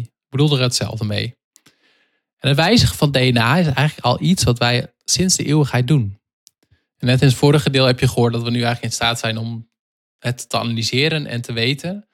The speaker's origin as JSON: {"language": "Dutch", "country": "Netherlands", "said": "wij als Nederlanders"}